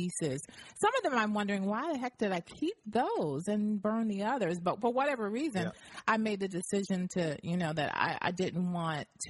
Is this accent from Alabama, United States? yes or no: yes; Alabama, United States; also born or lived in Montgomery, Alabama; I was born in Montgomery, Alabama, but I was raised in a little town called Ayrton, Alabama